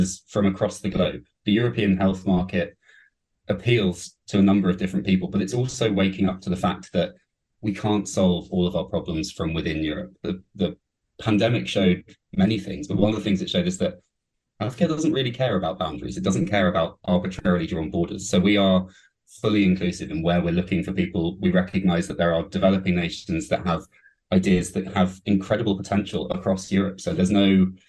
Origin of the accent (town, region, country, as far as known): United Kingdom